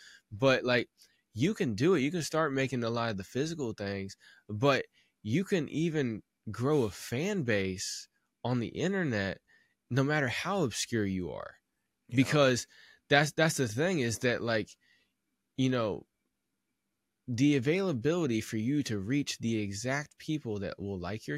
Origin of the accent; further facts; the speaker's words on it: Midwest, United States; I'm like from the Midwest